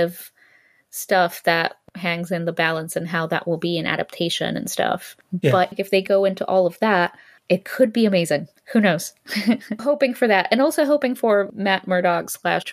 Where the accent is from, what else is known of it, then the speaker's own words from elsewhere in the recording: Greece; the one comic book store that existed in my hometown in Greece